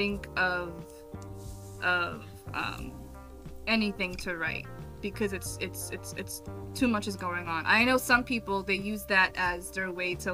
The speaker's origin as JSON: {"language": "English", "town": "New York City", "region": "New York", "country": "United States", "tie": "born or raised there", "moved": "yes", "said": "I'm from New York, born and raised. I moved, but I'm from New York City"}